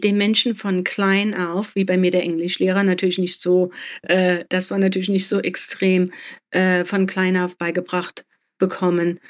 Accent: Germany; mein Vater ist Spanier, meine Mutter Deutsche und ich bin in Deutschland aufgewachsen

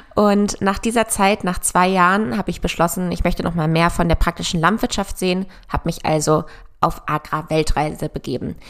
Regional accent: near Hanover, Lower Saxony, Germany; moved away as an adult; also born or lived in Göttingen / Berlin; bin auf einem Ackerbaubetrieb groß geworden in der Nähe von Hannover

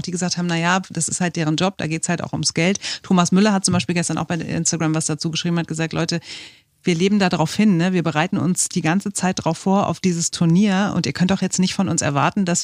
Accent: Frankfurt, Hesse, Germany; now in Berlin, Germany; Entschuldigung, ich komme aus Hessen und ich sage, äh, ich sage lineal, ich sage Zirkel und ich sage Birgit.

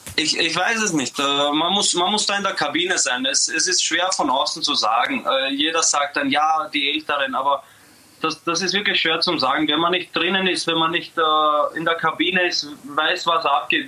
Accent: Austria; moved away as an adult; now in Zagreb, Croatia

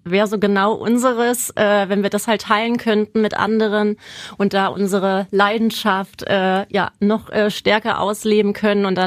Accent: Bornheim, North Rhine-Westphalia, Germany; now in Wiesbaden, Germany; ich komme ursprünglich aus dem Vorgebirge. Ähm, und zwar Weiberberg, äh, zählt zu Bornheim, also sprich genau zwischen Köln und Bonn. Lebe jetzt aber seit zweieinhalb Jahren in Wiesbaden

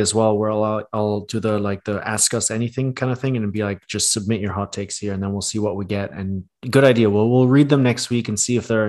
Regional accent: Thailand; moved away; growing up in Asia, in Thailand

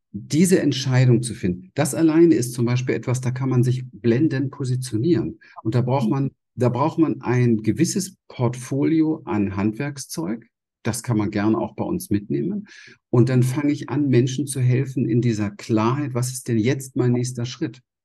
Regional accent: Berlin, Germany; moved away; also born or lived in Pacific coast; ich komme aus der Gosse in Berlin. Ja, ich habe im Hinterhof gespielt. Ich habe nichts gehabt, bin in einem traumatischen Feld groß geworden

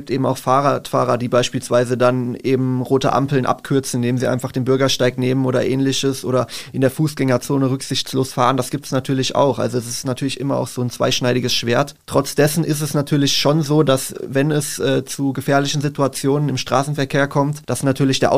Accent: Mühltal, Hesse, Germany; now in Darmstadt, Germany; früher noch auf dem Dorf gewohnt habe, ich komme ursprünglich aus Mühltal

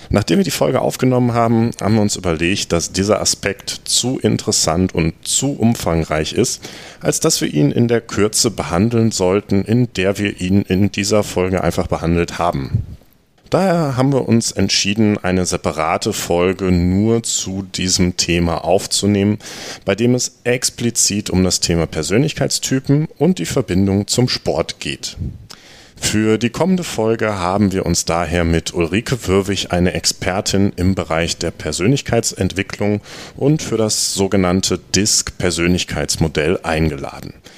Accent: North Rhine-Westphalia, Germany; in der Region, wo ich aufgewachsen bin, in, in Ostwestfalen

